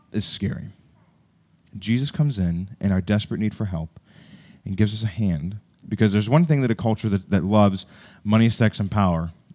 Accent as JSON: {"language": "English", "country": "United States"}